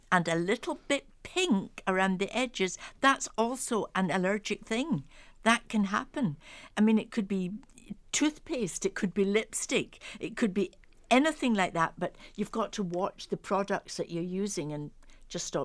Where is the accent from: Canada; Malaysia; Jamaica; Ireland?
Ireland; Dublin, Leinster; I grew up in Dublin.